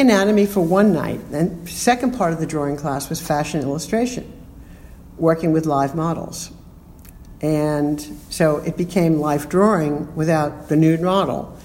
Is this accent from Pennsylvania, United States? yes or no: no; New York City, New York, United States; also born or lived in Bronx, New York City; I was born in the Bronx and grew up in Queens